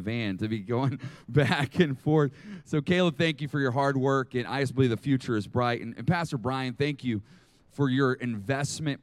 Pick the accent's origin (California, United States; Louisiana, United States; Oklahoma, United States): Oklahoma, United States; Oklahoma City; also born or lived in Arkansas; I am from Oklahoma City